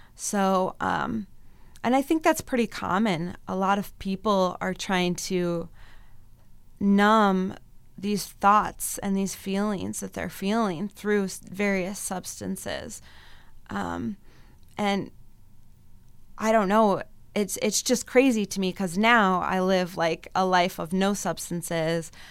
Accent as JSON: {"language": "English", "town": "Mason City", "region": "Iowa", "country": "United States", "tie": "born or raised there", "also_born_or_lived": "Colorado", "moved": "yes", "lives_now": "Mankato, United States", "said": "I grew up in, um, Mason City, Iowa."}